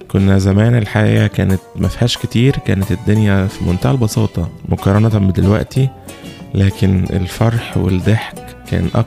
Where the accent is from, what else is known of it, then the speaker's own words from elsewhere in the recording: Egypt; now in Melbourne, Australia; أنا مصري مقيم في ملبورن أستراليا